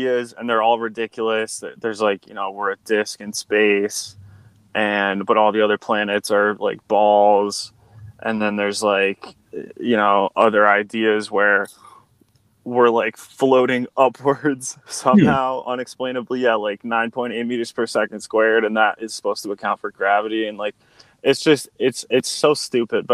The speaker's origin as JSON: {"language": "English", "region": "Connecticut", "country": "United States", "moved": "yes", "lives_now": "Nevada, United States", "said": "I'm from Connecticut, which is a state that's to the east of New York in the States of America."}